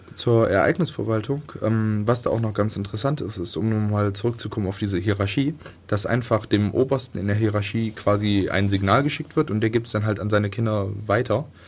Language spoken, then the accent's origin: German; Viersen, North Rhine-Westphalia, Germany; moved away; die aus meinem kleinen Dorf kommt, wo ich herkomme, in, im tiefen Nordrhein-Westfalen